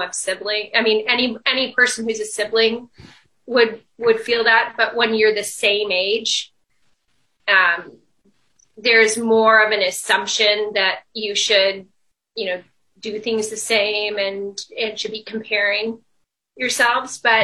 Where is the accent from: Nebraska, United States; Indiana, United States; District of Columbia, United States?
Nebraska, United States; Lincoln; moved away as an adult; I grew up here my entire childhood